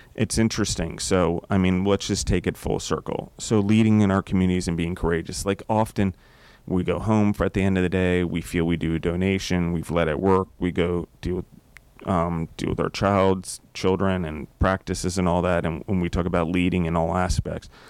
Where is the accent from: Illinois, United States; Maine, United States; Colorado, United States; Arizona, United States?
Colorado, United States; I am from Colorado